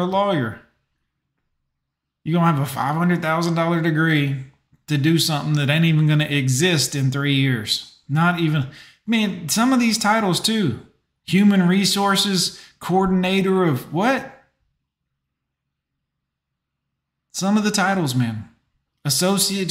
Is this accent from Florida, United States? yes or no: yes; Fort Lauderdale, Florida, United States; I grew up in Fort Lauderdale, Florida, went to Stranahan High